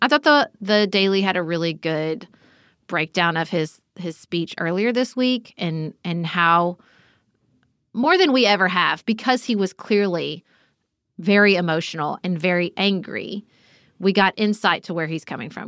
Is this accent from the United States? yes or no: yes; United States; my perspective as an American citizen